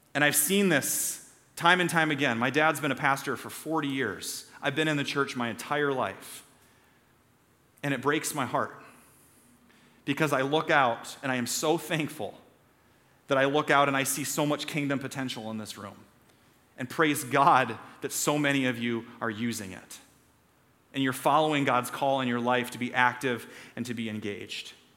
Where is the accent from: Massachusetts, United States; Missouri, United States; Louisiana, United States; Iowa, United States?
Iowa, United States; Story City; I grew up in Story City, and our town festival was Scandinavian Days